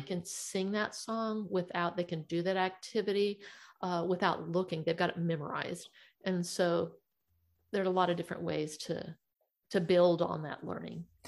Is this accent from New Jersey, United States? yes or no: no; Missouri, United States; I'm from Missouri and we call that the show me state.